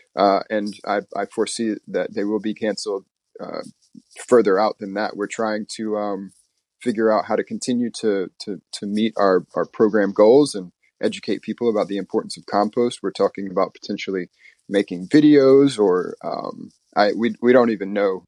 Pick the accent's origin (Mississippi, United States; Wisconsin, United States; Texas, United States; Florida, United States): Mississippi, United States; moved away as an adult; also born or lived in Louisiana; now in New York City, United States; I moved with my mother to live with my grandparents in Mississippi, and I grew up there in Mississippi with the white side of my family